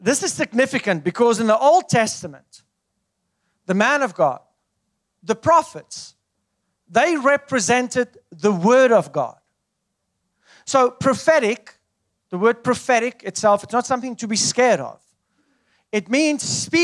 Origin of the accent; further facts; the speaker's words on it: South Africa; moved away as an adult; I come from South Africa